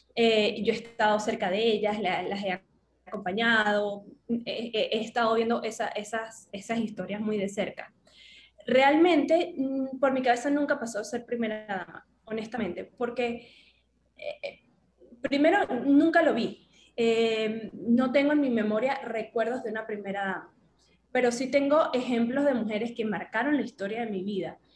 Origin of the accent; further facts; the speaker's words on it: Venezuelan Andes, Mérida, Venezuela; moved away as an adult; also born or lived in Bailadores / Tovar / Maracaibo; now in Caracas, Venezuela; yo nací en Mérida, en la capital del estado, pero yo me crié muy cerca de mi familia